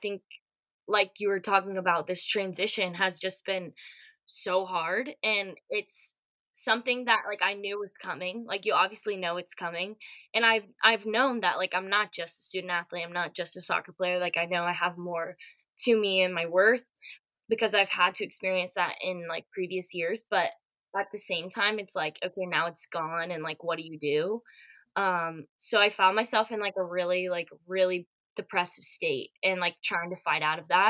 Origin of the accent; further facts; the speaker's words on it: Atlanta, Georgia, United States; moved away as an adult; now in Florida, United States; I'm originally from Atlanta, so I'll be moving back home